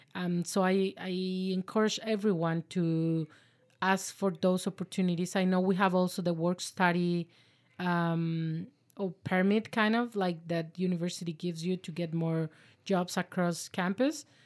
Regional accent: La Paz, Baja California Sur, Mexico; now in Victoria, Canada; we are both from La Paz, Mexico.

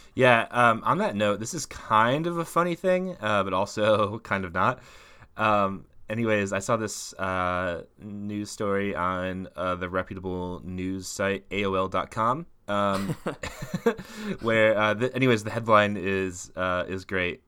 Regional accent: Midwest, United States; I'm from the Midwest

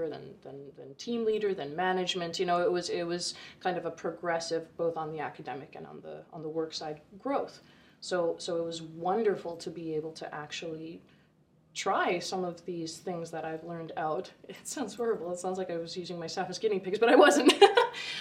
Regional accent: Vancouver, British Columbia, Canada; now in Kelowna, Canada; I grew up in Vancouver originally, and through circumstance, my father got a job here, so at 16, I moved to Kelowna

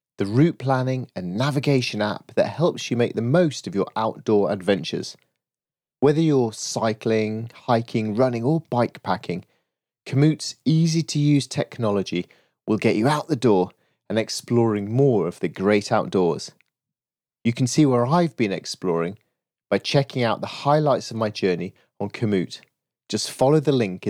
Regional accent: Yorkshire and the Humber, United Kingdom; now in South of England, United Kingdom; I grew up in Yorkshire, but I live down south

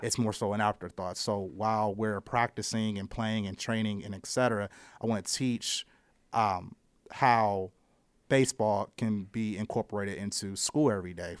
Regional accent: Akron, Ohio, United States; I'm from Akron, Ohio. I originally, uh, played for Wobble as a child

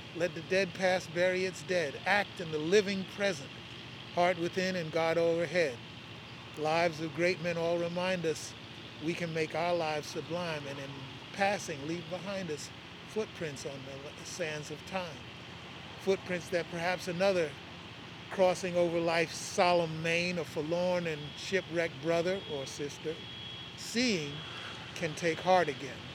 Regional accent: New York City, New York, United States; I was born in Brooklyn

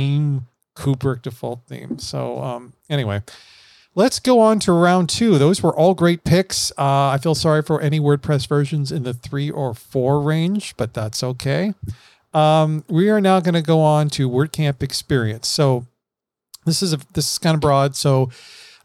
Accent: Florida, United States; I'm from Florida

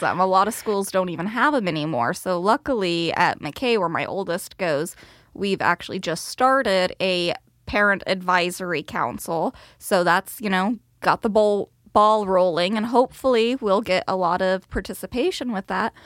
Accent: Bakersfield, California, United States; now in Sherwood, United States; I grew up in Bakersfield, California, all oil and agriculture down there.

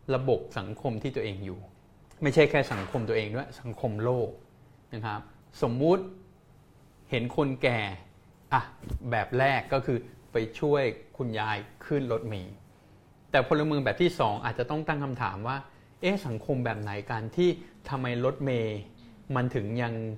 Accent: Thailand; ผมก็เป็นคนไทยเกิดเติบโตที่นี่

